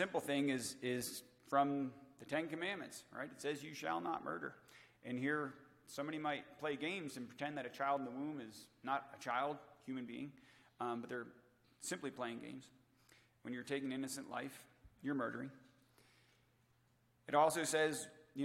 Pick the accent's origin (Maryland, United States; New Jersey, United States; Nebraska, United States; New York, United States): Maryland, United States; moved away; also born or lived in Denver; where we lived in Denver, and I was born in Maryland